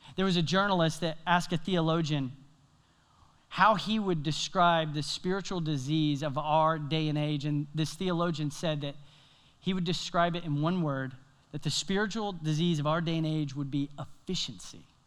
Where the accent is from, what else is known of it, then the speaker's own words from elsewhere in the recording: Tennessee, United States; now in South Carolina, United States; my home state, Tennessee.